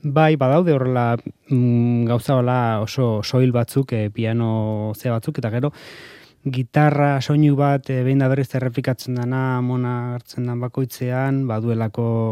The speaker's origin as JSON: {"language": "Basque", "town": "Hernani", "region": "Basque Country", "country": "Spain", "said": "Hernanikoa izanik"}